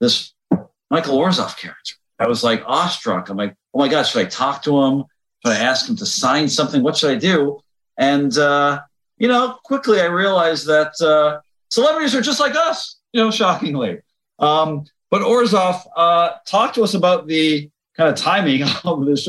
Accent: Canada; as a Canadian, as a Jew

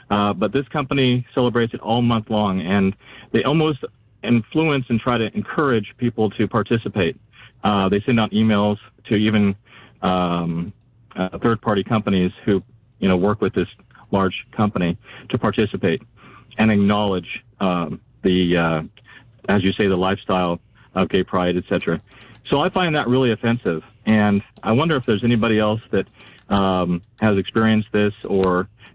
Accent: California, United States; now in Idaho, United States; Orange County, California.

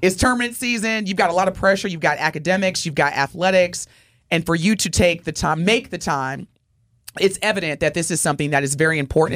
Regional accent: Indiana, United States; I'm from Indiana

